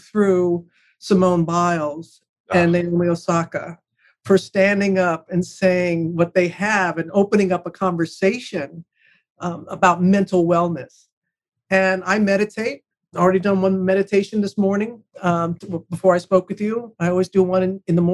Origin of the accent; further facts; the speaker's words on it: United States; moved away; the loss of my hometown after Katrina